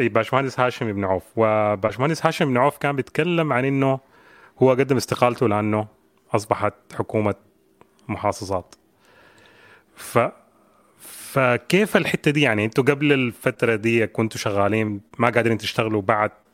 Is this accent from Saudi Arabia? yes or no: no; Sudan; عندنا كسودانيين